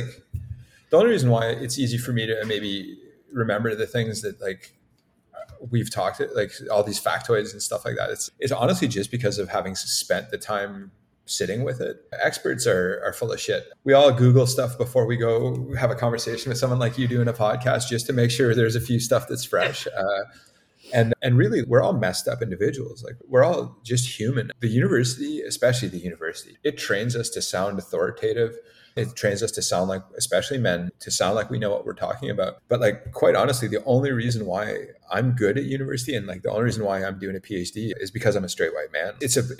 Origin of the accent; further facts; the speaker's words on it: Canada; Like, it's more important that just based on the territories here, we're Canadian.